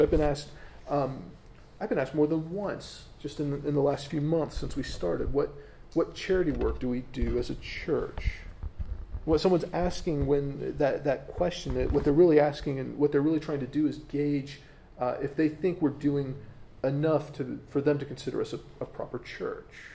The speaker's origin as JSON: {"language": "English", "country": "United States", "said": "as an American"}